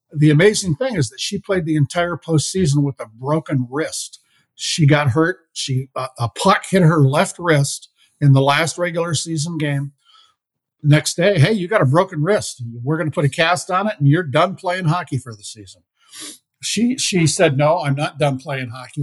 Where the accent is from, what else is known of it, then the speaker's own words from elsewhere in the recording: Iowa, United States; now in Minnesota, United States; my home state of Iowa